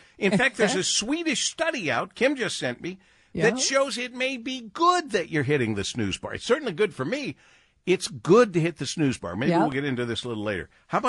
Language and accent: English; Monroe, Michigan, United States; now in Detroit, United States; growing up in Monroe, and that was going without saying. It was a small town.